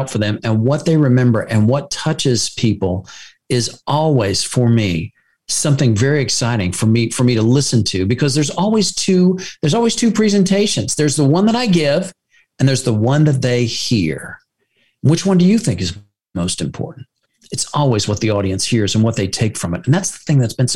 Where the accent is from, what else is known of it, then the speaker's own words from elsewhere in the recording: United States; as an American